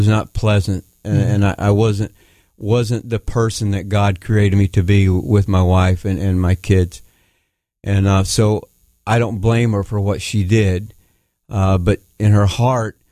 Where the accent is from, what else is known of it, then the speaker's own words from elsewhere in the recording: Tennessee, United States; also born or lived in South Florida; now in Connecticut, United States; I grew up in Tennessee around family and my cousins